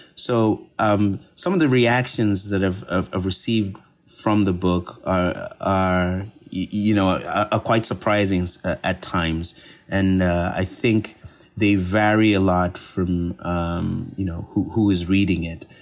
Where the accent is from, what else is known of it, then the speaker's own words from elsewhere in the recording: Copperbelt Province, Zambia; I'm from Zambia, and I grew up in Zambia, and specifically, I grew up on the Copper Belt Province